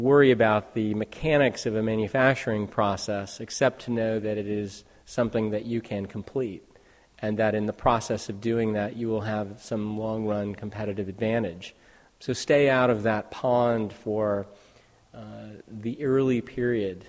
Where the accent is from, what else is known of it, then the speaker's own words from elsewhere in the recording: Silicon Valley, California, United States; born and raised in the Silicon Valley